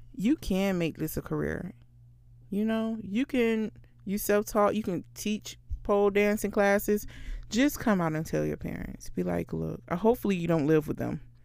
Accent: Florida, United States; I'm from Florida

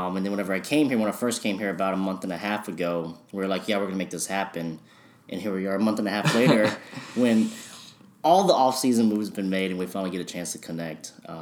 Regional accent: Dallas, Texas, United States; I have my hometown team, big Mavs fan, excited about every move they make

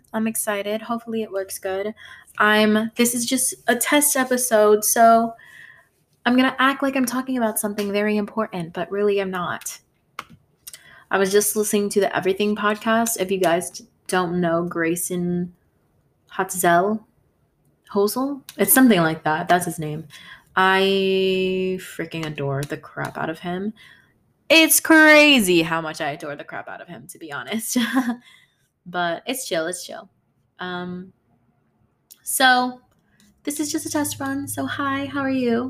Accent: Philippines; I'm Filipino

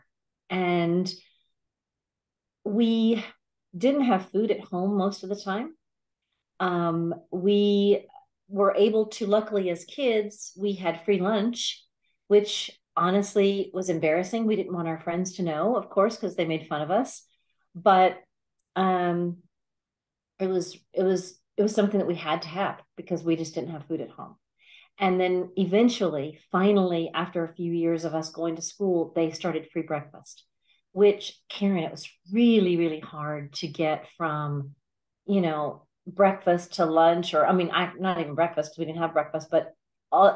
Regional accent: Alabama, United States; I grew up in Alabama, and it was a small town in Alabama

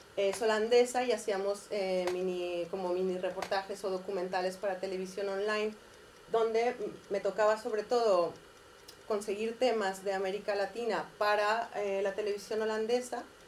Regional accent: Mexico; moved away as an adult; also born or lived in Catalonia, Spain; now in Spain; Ah, nací en México. Llevo también aquí como 14 años

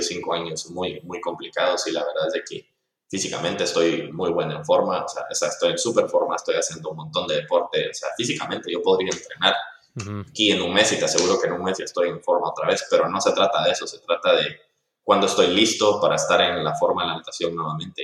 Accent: Guatemala; nosotros como guatemaltecos

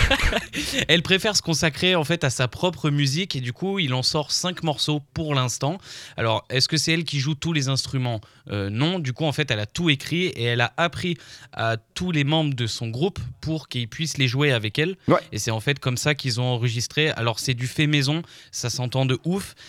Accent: France; nous, on est français

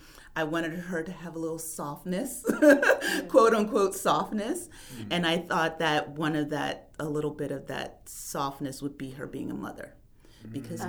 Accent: outside Atlantic City, New Jersey, United States; also born or lived in Hamilton, New Jersey; I grew up in Atlantic City. Oh. Not in Atlantic City proper, but outside of Atlantic City in the boondocks.

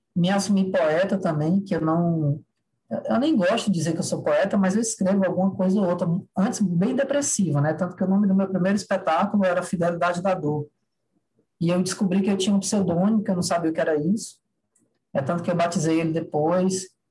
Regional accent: Ceará, Brazil; sou do Ceará

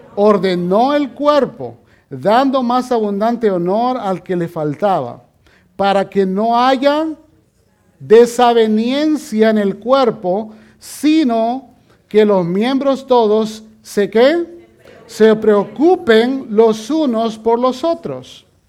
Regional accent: El Salvador; moved away; yo he perdido varias de mis conexiones con mis familiares en mi país, en El Salvador

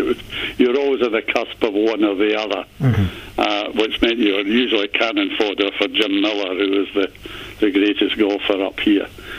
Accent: Dumfries, Scotland, United Kingdom

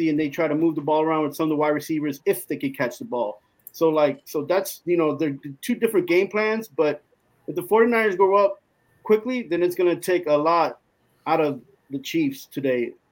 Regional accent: Germany; I raised I was raised in Ger- Germany, so I got the opportunity to watch either LA affiliate TV networks or New York t- affiliate.

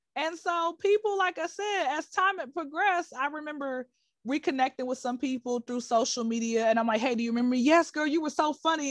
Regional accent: Atlanta, Georgia, United States; now in Dubai, United Arab Emirates; I'm from Atlanta

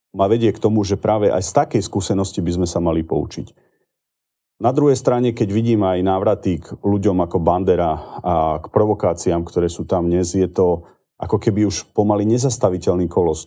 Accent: Slovakia; Ja som Slovák. Milujem tento národ, milujem tento štát.

